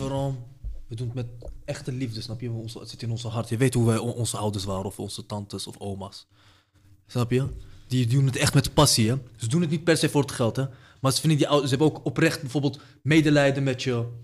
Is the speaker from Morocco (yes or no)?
yes; Morocco; now in Netherlands; de stad waar ik vandaan kom, in Marokko